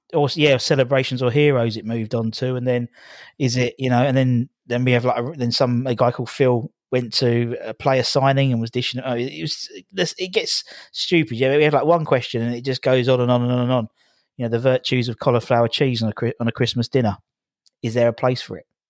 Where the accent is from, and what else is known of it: Loughton, East of England, United Kingdom; born or raised there; moved away as an adult; also born or lived in Epping; now in Hornchurch, United Kingdom